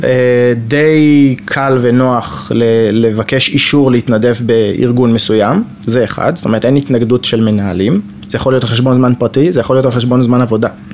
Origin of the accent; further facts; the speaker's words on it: Jerusalem, Jerusalem District, Israel; moved away as an adult; now in Rehovot, Israel; גר ברחובות רק שנה, אני ירושלמי ותיק, דור 11 בירושלים